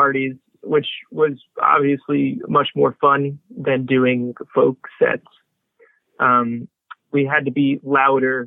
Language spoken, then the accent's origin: English; St. Louis, Missouri, United States; moved away; I grew up in St. Louis